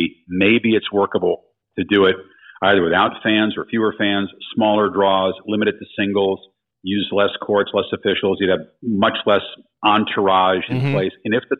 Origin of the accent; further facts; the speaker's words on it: New York, United States; as you know, being a New Yorker, it might not be the first, but it would be one of the biggest.